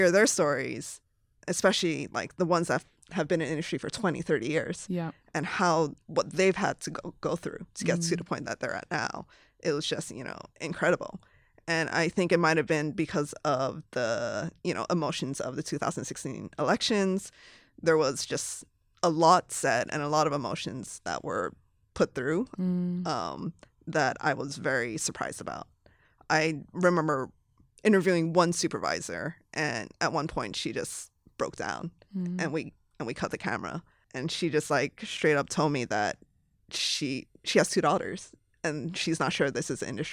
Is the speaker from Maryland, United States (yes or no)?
no; Hawaii, United States; moved away as an adult; also born or lived in Los Angeles / San Francisco; I was born and raised in Hawaii